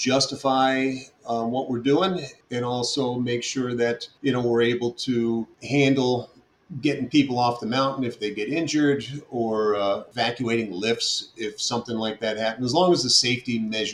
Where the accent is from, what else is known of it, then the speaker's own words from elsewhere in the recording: New Paltz, New York, United States; I grew up outside in the Catskills, you know, outside of New Paltz, New York